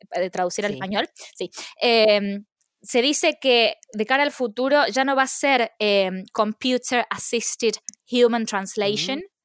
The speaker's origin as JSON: {"language": "Spanish", "country": "Argentina", "moved": "as an adult", "lives_now": "London, United Kingdom", "said": "yo extraño eh, de Argentina el clima, eh, la comida y la familia"}